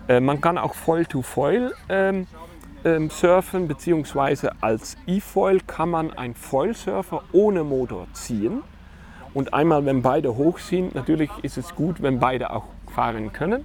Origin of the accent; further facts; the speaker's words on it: Netherlands; German is a second language; moved away as an adult; now in Germany; ich bin als geborener Holländer ähm, ein Windsurf-Fanatiker ja. und äh, mal für 20 Jahre in Deutschland gelandet